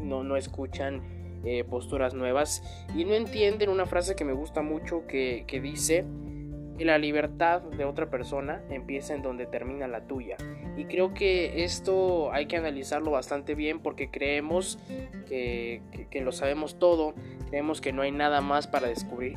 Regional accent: Mexico; así somos los mexicanos

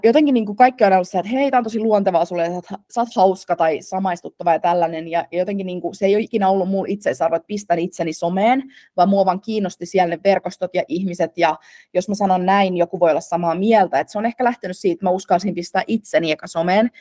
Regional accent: Turku, Southwest Finland, Finland; äiti oli töissä äh, hotelliketjussa Turussa, äh, mistä mä oon taas kotoisin

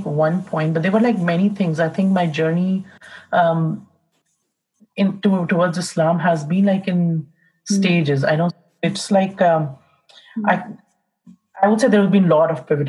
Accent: India; also born or lived in England; now in Canada; I was born in India in a Hindu family, and I've lived in India. I lived in England for a bit, and now I'm in Canada at the moment.

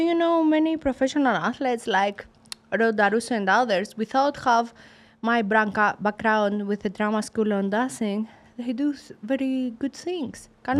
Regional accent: Sparta, Peloponnese, Greece; English is a second language; moved away as an adult; also born or lived in Germany / England / Mexico; now in United States; I come from Sparta. I go Germany to start my professional boxing. After I go in England, after I go in Mexico, now in America.

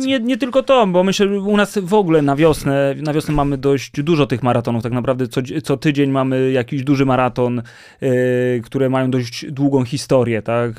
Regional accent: Warsaw, Masovian Voivodeship, Poland; będąc warszawiakiem

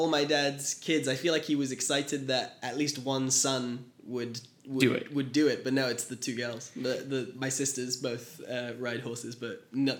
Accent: Bornem, Flanders, Belgium; I was born in Belgium, mm-hmm. In a small town outside of Antwerp called Bornem.

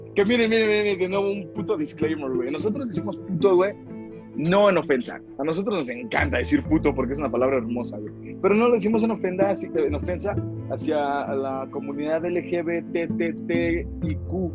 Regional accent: Mexico; somos mexicanos

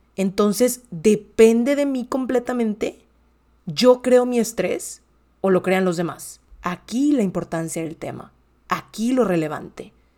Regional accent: Monterrey, Nuevo León, Mexico; soy comunicóloga mexicana de Monterrey, Nuevo León

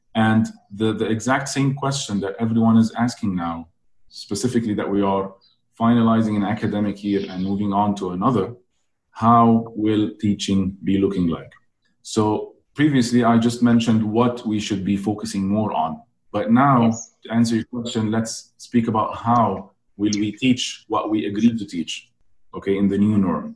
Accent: Egypt; I'm born in Egypt

